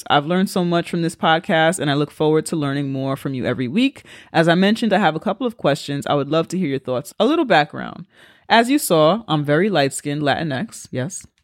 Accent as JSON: {"language": "English", "town": "Brooklyn", "region": "New York", "country": "United States", "tie": "born or raised there", "also_born_or_lived": "Colombia", "said": "I was born in Colombia and brought to the and brought to the States as a baby and was raised in Brooklyn by a liberal Park Slope white family. And I don't speak Spanish."}